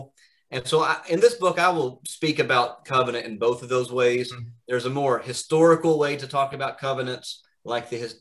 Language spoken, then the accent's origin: English; Alabama, United States; moved away as an adult; also born or lived in Kentucky / Orlando, Florida / Edinburgh, Scotland; now in Pennsylvania, United States; So I grew up in Alabama and was born in Kentucky, but grew up in Alabama